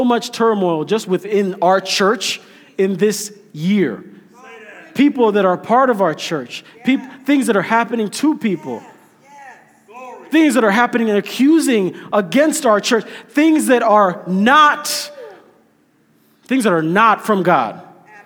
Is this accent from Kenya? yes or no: yes; Kenya; now in United States; I'm Kenyan, but I'm like Kenyan American because I'm a citizen now.